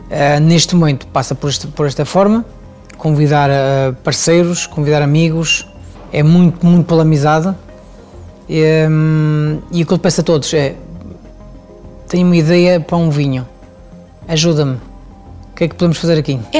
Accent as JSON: {"language": "Portuguese", "country": "Switzerland", "moved": "yes", "lives_now": "Portugal", "said": "Eu venho da, venho da Suíça ainda muito jovem. Chego a Portugal, começo a minha carreira em hotéis três estrelas"}